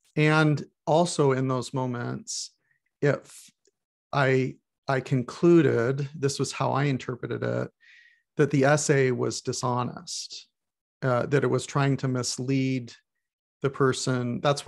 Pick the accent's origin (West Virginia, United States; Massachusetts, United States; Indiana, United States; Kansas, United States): Indiana, United States; Goshen; born there; I was born in Goshen, Indiana.